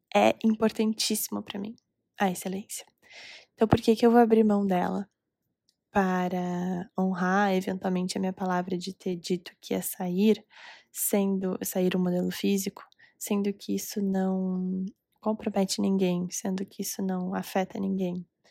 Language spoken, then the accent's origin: Portuguese; Recife, Pernambuco, Brazil; now in Curitiba, Brazil; Gravando esse episódio diretamente de Recife, minha terra natal